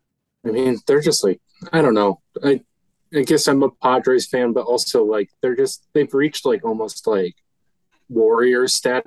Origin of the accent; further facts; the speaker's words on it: Wisconsin, United States; I grew up in Wisconsin.